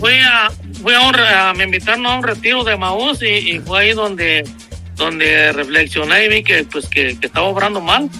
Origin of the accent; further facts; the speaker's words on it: Michoacán, Mexico; now in North Carolina, United States; De allá, de Michoacán